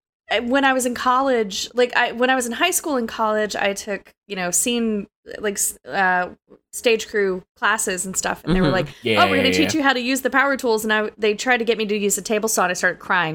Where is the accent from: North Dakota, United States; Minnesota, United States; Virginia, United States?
Virginia, United States; Richmond; And so I grew up in Richmond, where you have so much of the Southern influence, but it kind of also is right on the cusp